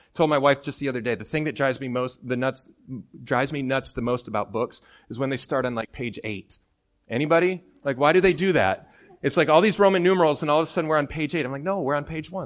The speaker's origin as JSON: {"language": "English", "town": "Midland", "region": "Michigan", "country": "United States", "tie": "born or raised there", "moved": "yes", "said": "I'm from Midland, Michigan"}